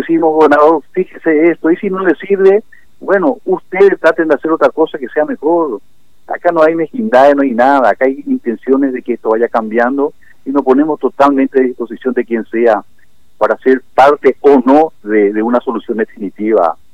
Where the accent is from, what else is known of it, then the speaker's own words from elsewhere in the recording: Clorinda, Formosa, Argentina; somos florindenses y somos formoseños y somos argentinos